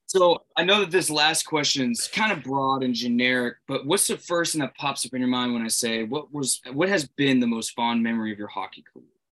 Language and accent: English; Boston, Massachusetts, United States; we're Bruins fans from Boston area